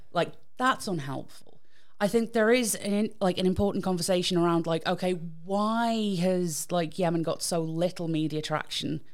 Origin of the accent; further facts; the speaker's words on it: United Kingdom; I'm British